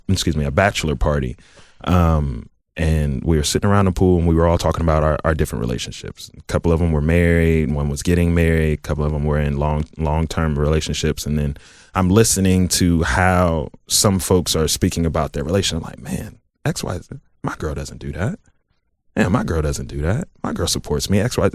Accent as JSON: {"language": "English", "town": "Southfield", "region": "Michigan", "country": "United States", "tie": "born or raised there", "also_born_or_lived": "Columbus, Ohio", "moved": "as an adult", "said": "I'm from the South Side. I, I grew up in Southfield"}